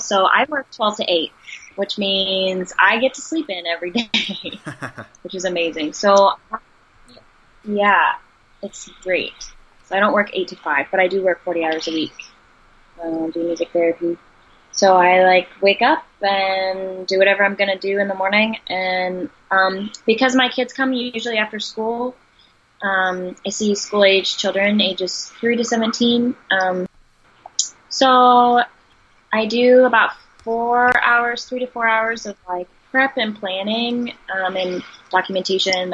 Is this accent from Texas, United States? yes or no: yes; Texas, United States; moved away; I'm from Texas